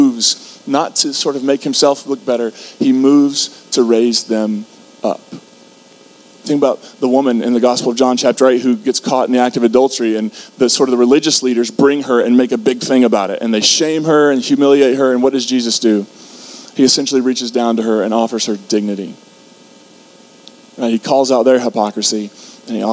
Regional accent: Kentucky, United States; I grew up in Kentucky

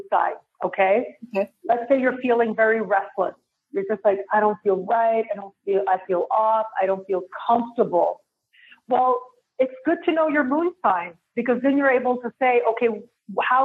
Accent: Toronto, Ontario, Canada; moved away as an adult; now in Mexico; I am born and raised in Toronto

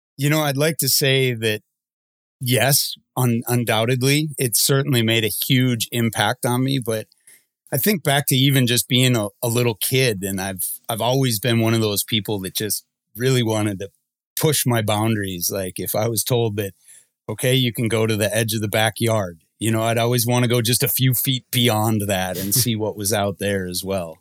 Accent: Minnesota, United States; I'm born and raised in Minnesota

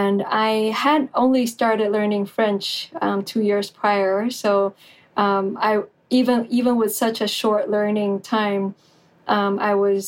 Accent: Taiwan; I'm from Taiwan

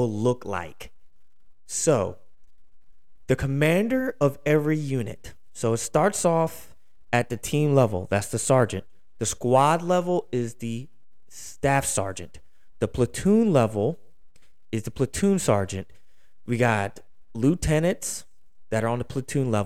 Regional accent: Philadelphia, Pennsylvania, United States; now in Houston, United States; I'm from Philadelphia originally, so I live in Houston, but I'm from Philadelphia.

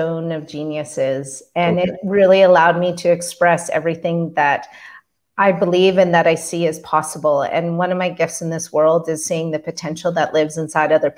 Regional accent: Canada; also born or lived in Calgary, Alberta; I'm a Canadian. I live in Calgary, Alberta

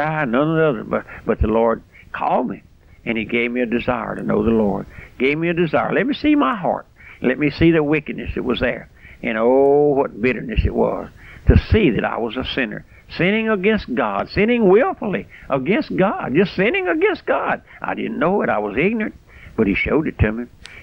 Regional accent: South Louisiana, United States; I'm just an old country boy raised out here in South Louisiana on a strawberry patch.

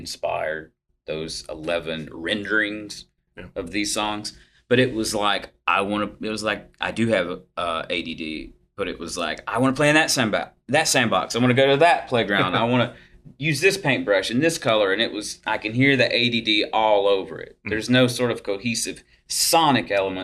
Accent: Gastonia, North Carolina, United States; growing up in Gastonia.

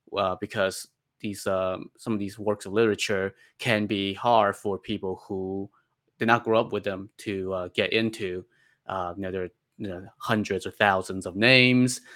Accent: China; moved away; as a child growing up in China

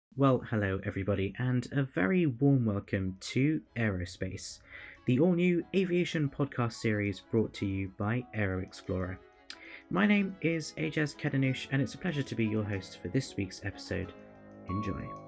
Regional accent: London, United Kingdom; moved away as an adult; also born or lived in Mauritius; now in Daytona Beach, United States; whilst I was born in Mauritius, I actually grew up in London in the United Kingdom

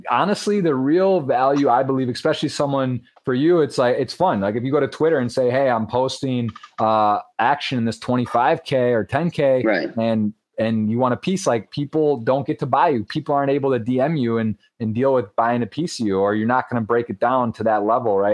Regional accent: Michigan, United States; Michigan just passed. That's pretty big. That's, right. my home state

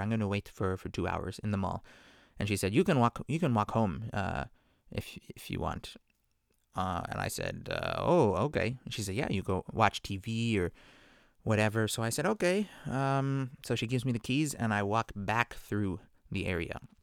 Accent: Vancouver, British Columbia, Canada; growing up in Vancouver, my parents, you know, are out there.

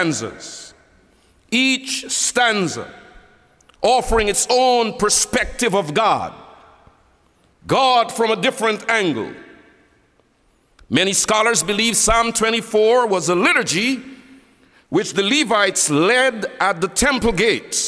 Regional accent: Guyana; I'm from Guyana

